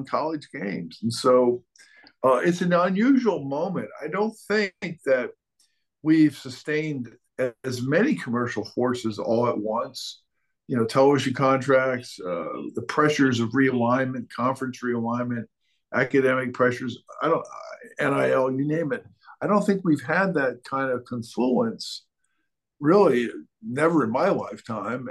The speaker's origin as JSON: {"language": "English", "town": "Buffalo", "region": "New York", "country": "United States", "tie": "born or raised there", "said": "the team in the NBA, the Buffalo Braves, that drafted me was from my hometown"}